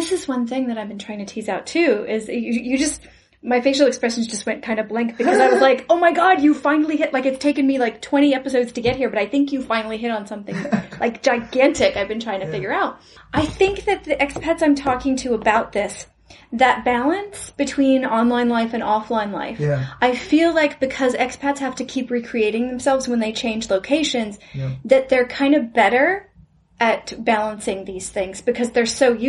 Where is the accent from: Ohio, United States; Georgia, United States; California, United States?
California, United States; I'm from California. I grew up in Southern California.